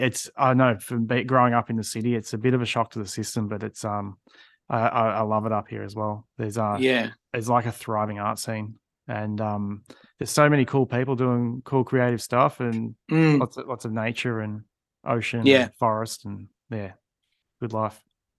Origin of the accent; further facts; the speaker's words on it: Melbourne, Victoria, Australia; moved away as an adult; now in central Australia; I'm from Melbourne. But I always move around a lot in my life.